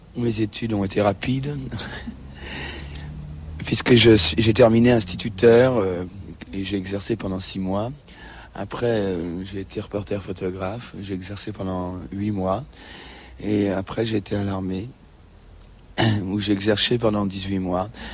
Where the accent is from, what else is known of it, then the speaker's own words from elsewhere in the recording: Charenton-le-Pont, Île-de-France, France; Je suis né à Charenton